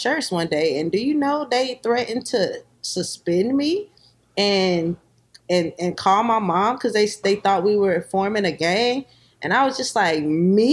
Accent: Columbia, South Carolina, United States; growing up in South Carolina, you experience a lot of things.

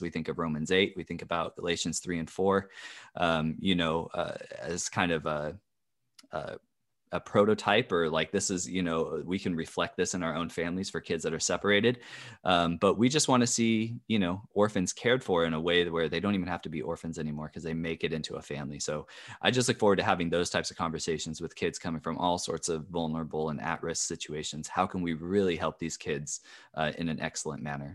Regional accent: California, United States; I'm from California

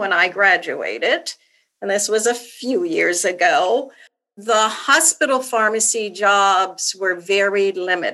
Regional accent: Salisbury, Maryland, United States; I'm from Maryland, from the Eastern Shore of Maryland. So the small town, Salisbury, Maryland.

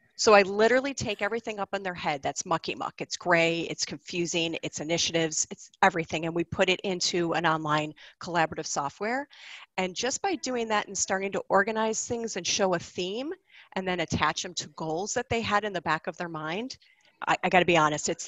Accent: Buffalo, New York, United States; moved away as an adult; also born or lived in Boston, Massachusetts; I grew up in Buffalo, New York, which most people in the world know because of Niagara Falls

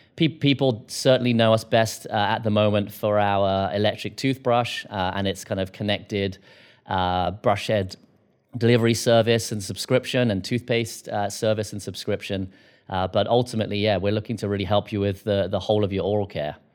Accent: United Kingdom; now in United States; I'm a Brit

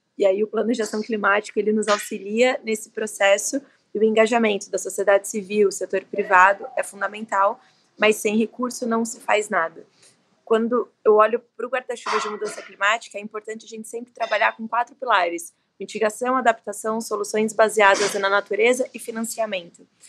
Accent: Brazil; a gente, como brasileiro

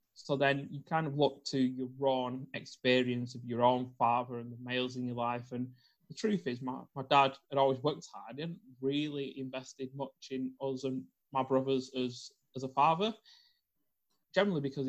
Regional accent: Bolton, North West England, United Kingdom; I was brought up in Bolton in the north of the UK

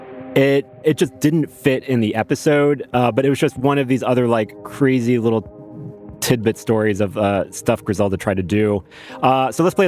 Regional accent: Miami, Florida, United States; we're both from Miami.

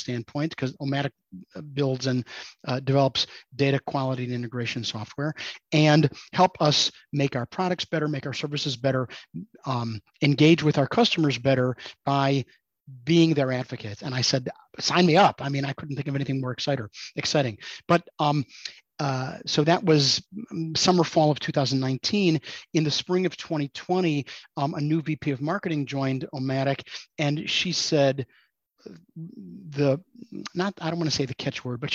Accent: Chicago, Illinois, United States; moved away as an adult; now in St. Louis, United States; I grew up in Chicago, but I moved to St. Louis to go to college, and I ended up just staying here.

